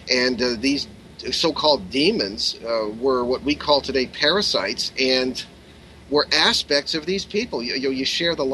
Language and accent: English; Hartford, Connecticut, United States; I remember when I was like 12 uh, in growing up near Hartford, Connecticut